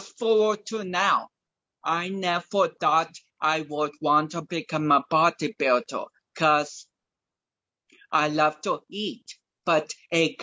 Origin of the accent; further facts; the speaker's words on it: Eugene, Oregon, United States; also born or lived in Portland, Oregon; my middle school, Kennedy Middle School in Eugene